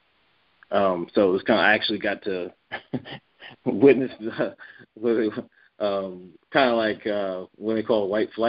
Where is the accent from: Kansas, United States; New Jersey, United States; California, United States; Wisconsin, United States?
California, United States; San Diego; also born or lived in Connecticut, United States; my first memories are actually in Connecticut. And, and I got to San Diego around eight years old, something like that. And I've been here ever since.